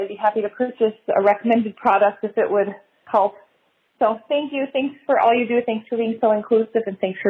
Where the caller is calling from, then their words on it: Wisconsin, United States; calling from Wisconsin